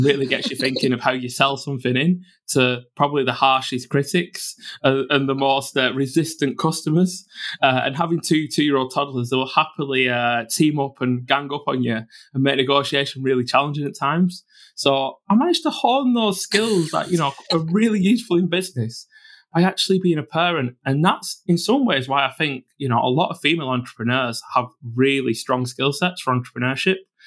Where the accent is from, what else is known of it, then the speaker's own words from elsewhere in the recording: Bolton, North West England, United Kingdom; born and brought up in Bolton in the Northwest